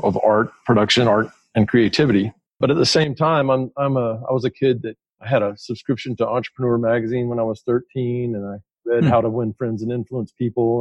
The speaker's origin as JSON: {"language": "English", "town": "Atlanta", "region": "Georgia", "country": "United States", "tie": "born or raised there", "said": "I grew up in Atlanta"}